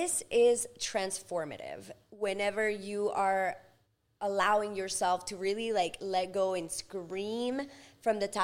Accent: Ecuador; English is a second language; now in United States; I was born in Ecuador in 1990

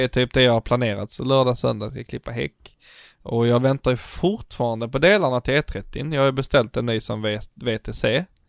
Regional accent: Scanians, Skåne, Sweden; vi är förvirrade skåningar

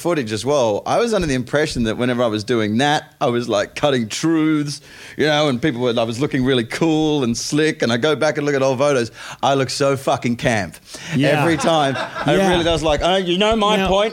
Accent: Perth, Western Australia, Australia; moved away as an adult; now in England, United Kingdom; I come from Perth, Western Australia

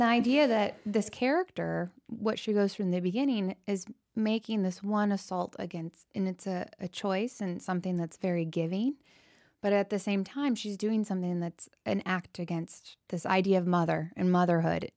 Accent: Aptos, California, United States; Kate and I grew up in Northern California, and we were in a very rural area outside of Santa Cruz called Aptos, and literally our street that we grew up on was a horse ranch

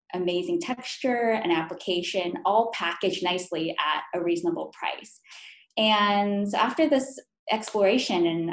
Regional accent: Calabasas, California, United States; also born or lived in New York; I'm Korean American, and so I was born in New York and raised in Calabasas, California

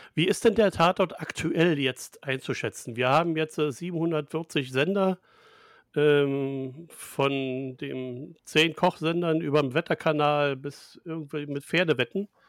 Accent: Germany; wir Deutsche

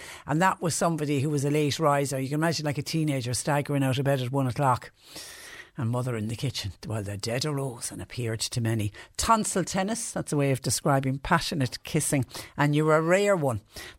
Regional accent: Clonmel, Tipperary, Ireland; well, I'm originally from Clonmel in Tipperary, and it's Waterford saying as well, rather than say hello or hi to somebody, well.

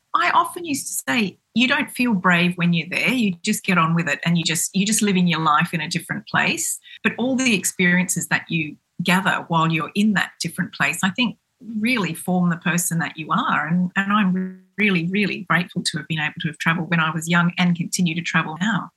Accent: Cairns, Queensland, Australia; grew up in in Cairns, which is a very small town

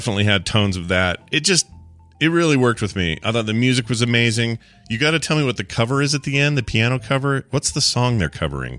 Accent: United States; we're American, and we're weird.

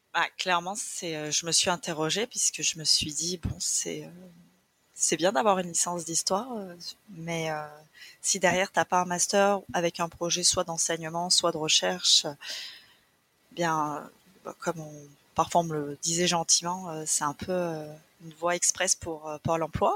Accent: France; moved away as an adult; also born or lived in Toronto; on rentrait en France

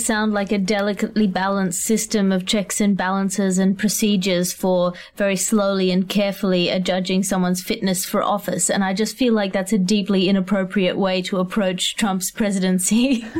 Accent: Australia; As an Australian

